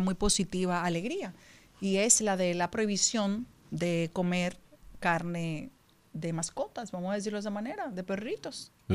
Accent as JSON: {"language": "Spanish", "country": "Dominican Republic", "said": "como dominicana"}